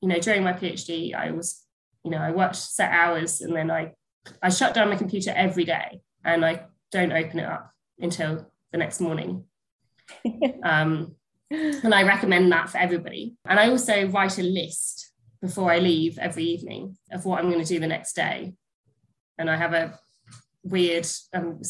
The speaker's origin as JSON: {"language": "English", "country": "United Kingdom", "first_language": "English", "said": "I'm British"}